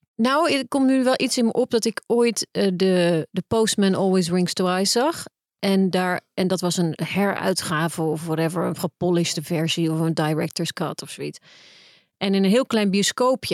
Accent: Netherlands; als Nederlandse vrouw

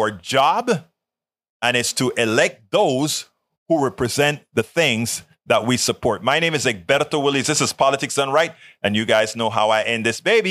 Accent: Panama; now in United States; when I was growing up in Panama

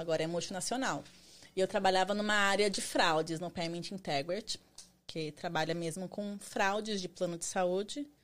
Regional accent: Barueri, São Paulo, Brazil; moved away as an adult; now in United States; eu sou de São Paulo, Barueri, Zona Oeste

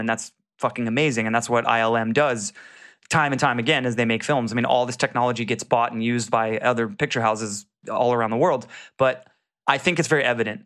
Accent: Jacksonville, Florida, United States; I'm from Jacksonville

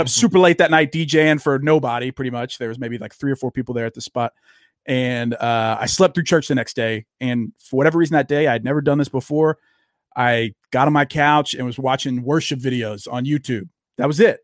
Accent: Louisiana, United States; now in Texas, United States; I grew up in the South. I grew up in Louisiana and live in Texas now

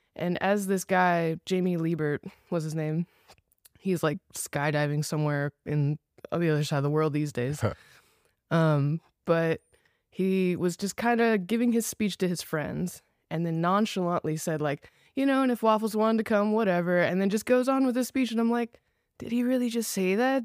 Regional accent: Los Angeles, California, United States; moved away as an adult; now in Dallas, United States; I grew up in Los Angeles, like, born and raised L A area

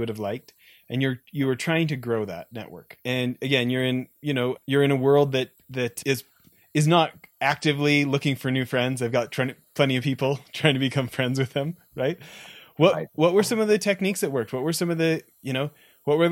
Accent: Canada; I'm an American born abroad. So my dad's American, but I was born in Canada.

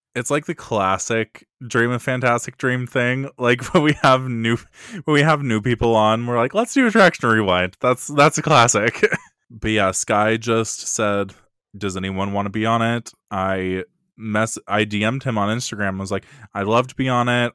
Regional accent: Eugene, Oregon, United States; I'm recording from Not So Sunny, Eugene, Oregon, up in the West Coast

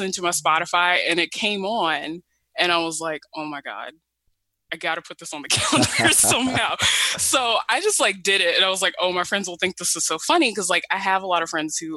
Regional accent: Roanoke, Virginia, United States; I'm from Roanoke, Virginia, born and raised here

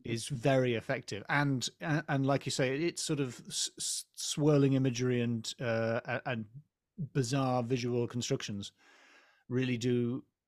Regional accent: England, United Kingdom; as an English person

